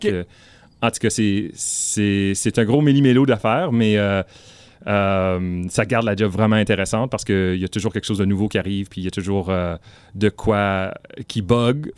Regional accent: northern Ontario, Canada; also born or lived in Ottawa, Canada / Marathon, Ontario; je viens du nord de l'Ontario

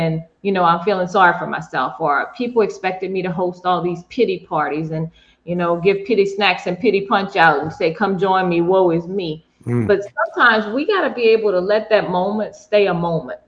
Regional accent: New Orleans, Louisiana, United States; my hometown coach

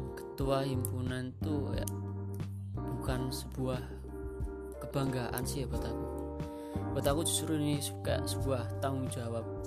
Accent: Tegal, Central Java, Indonesia; accent: Ngapak; Asal saya dari kota Ngapak, ya mungkin orang-orang biasa bilang ngapak itu ya asal saya dari Tegal

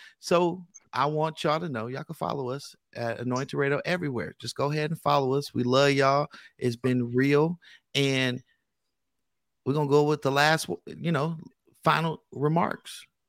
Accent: Richmond, California, United States; I'm from the Bay Area, California. Oh, Richmond.

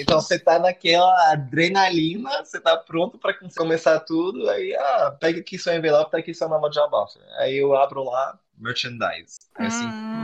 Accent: Florianópolis, Santa Catarina, Brazil; eu sou de Floripa

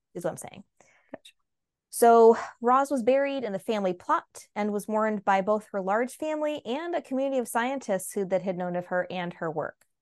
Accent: United States; as an American

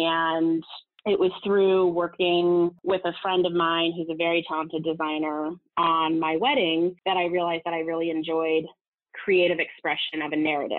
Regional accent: California, United States; also born or lived in Los Angeles; now in New York, United States; I'm from Southern California and had moved to LA and had spent about seven, 8 years in LA working in the industry.

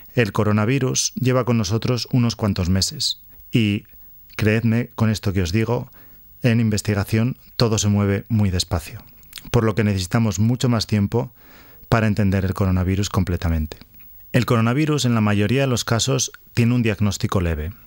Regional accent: Valladolid, Castile and León, Spain; moved away as an adult; also born or lived in Barcelona / Sweden; now in Australia; soy originario de Valladolid

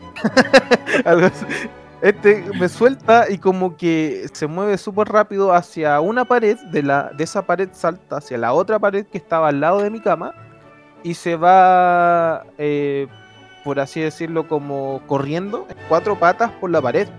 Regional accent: Santiago, Santiago Metropolitan Region, Chile; also born or lived in San Francisco de Mostazal, Chile; yo nací en Santiago, viví como tres años en un pueblito de la sexta

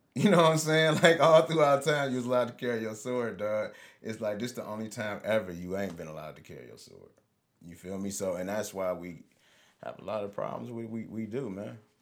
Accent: Highland Park, Michigan, United States; I grew up in Highland Park, Michigan, until I was about ten years old

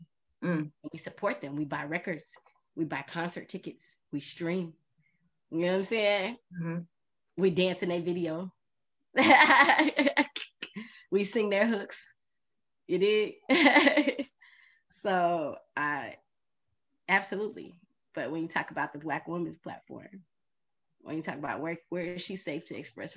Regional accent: the South, United States; being from the South

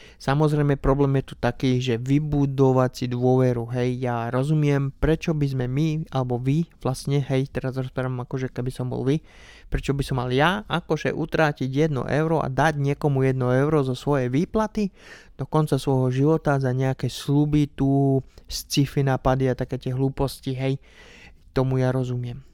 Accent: Slovakia; doma na Slovensku

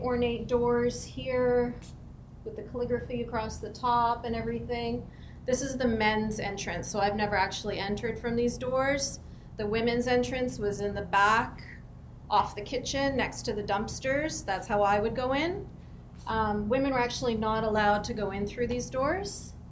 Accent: White Rock, British Columbia, Canada; conservative Muslims like my family was growing up in Canada

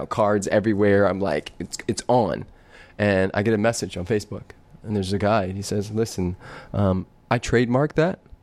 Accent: Compton, California, United States; I was born in Compton, and I got kicked out of 6 different high schools

